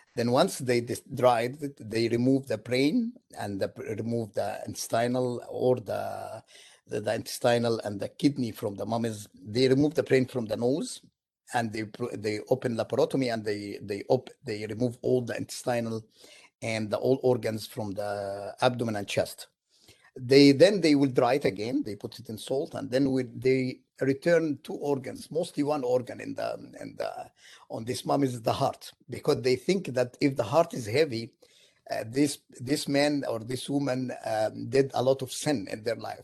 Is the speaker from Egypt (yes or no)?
yes; Egypt; moved away as an adult; now in United States; I am from Egypt originally